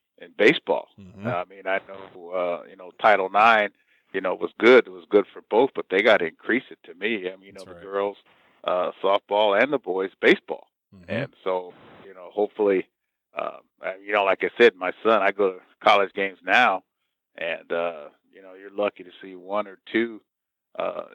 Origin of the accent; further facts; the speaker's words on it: Riverside, California, United States; also born or lived in Sacramento, California / Atlanta, Georgia; I was born in 1949 in Riverside, California. And it was a great town to grow up in because we all knew each other